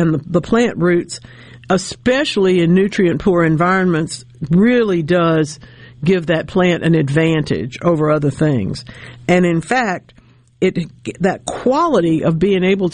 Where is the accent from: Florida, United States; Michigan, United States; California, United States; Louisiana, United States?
Louisiana, United States; now in Mississippi, United States; my home state of Louisiana